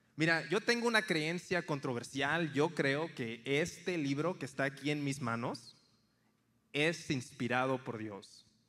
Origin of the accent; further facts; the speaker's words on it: Tampico, Tamaulipas, Mexico; moved away as an adult; also born or lived in Monterrey, Nuevo León / San Antonio, Texas; now in United States; crecí en una ciudad en la costa este, Tampico, Tamaulipas